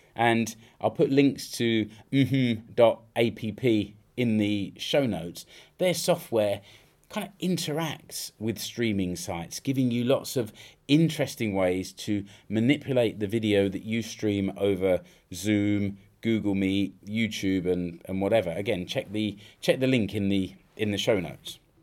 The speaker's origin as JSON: {"language": "English", "country": "United Kingdom", "moved": "yes", "lives_now": "Finland", "said": "I know I'm British"}